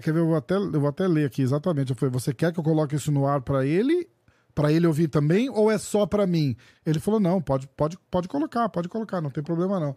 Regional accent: Brazil; eu também sou brasileiro

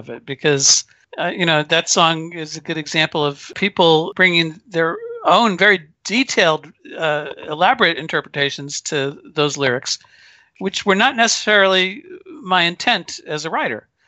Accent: Paramus, New Jersey, United States; I grew up in Paramus, New Jersey

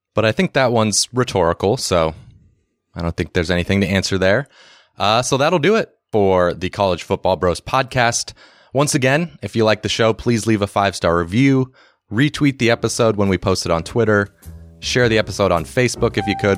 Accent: West Coast, United States; We're from the West Coast

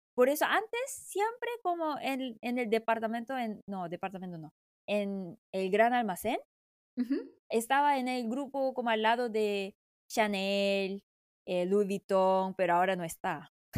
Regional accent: South Korea; Spanish is a second language

